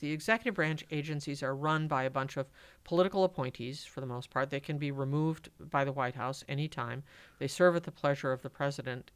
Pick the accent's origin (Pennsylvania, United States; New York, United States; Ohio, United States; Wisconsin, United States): Wisconsin, United States; Madison; born and raised in Madison